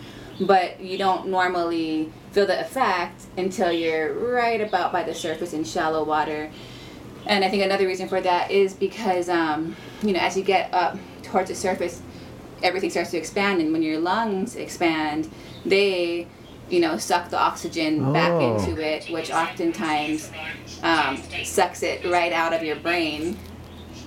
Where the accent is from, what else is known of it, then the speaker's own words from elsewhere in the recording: Haiku, Hawaii, United States; we grew up on Maui in Haikou